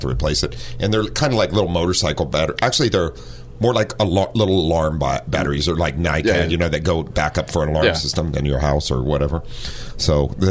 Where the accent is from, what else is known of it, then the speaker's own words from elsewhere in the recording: Ohio, United States; moved away as an adult; also born or lived in San Diego; now in North County San Diego, United States; growing up in Ohio